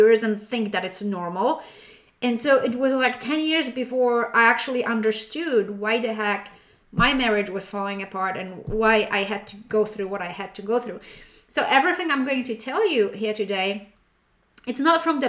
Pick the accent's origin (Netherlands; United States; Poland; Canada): Poland; moved away; being born and raised in Poland